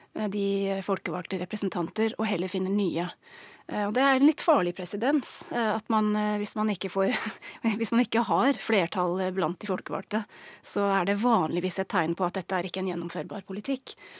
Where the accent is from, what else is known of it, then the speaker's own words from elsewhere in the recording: England, United Kingdom; Norwegian is a second language; moved away as an adult; now in Norway; Jeg er engelsk, har bodd i Norge i snart 15 år.